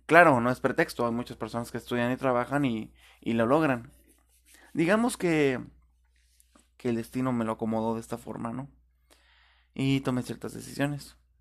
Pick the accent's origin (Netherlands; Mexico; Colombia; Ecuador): Mexico; Tijuana, Baja California; yo viví, cuando recién nací, estuve viviendo en Rinconada Otay.